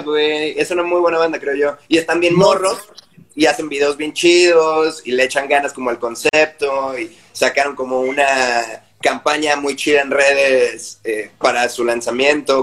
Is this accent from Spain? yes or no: no; Guadalajara, Jalisco, Mexico; moved away; yo crecí en Guadalajara